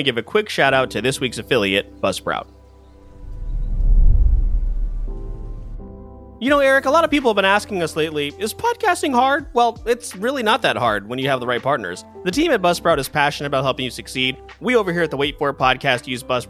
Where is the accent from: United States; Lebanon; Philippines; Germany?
Philippines; me being Filipino